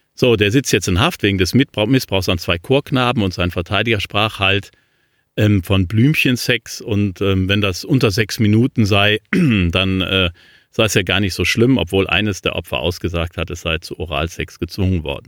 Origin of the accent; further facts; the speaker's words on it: Cologne, North Rhine-Westphalia, Germany; Köln, ähm, meiner Heimatstadt